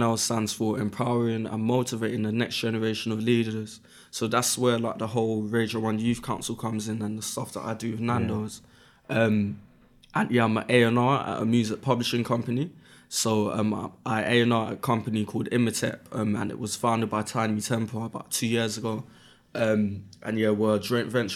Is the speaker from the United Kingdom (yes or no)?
yes; London, United Kingdom; I'm from Brixton, and in Brixton at that time, 14 years ago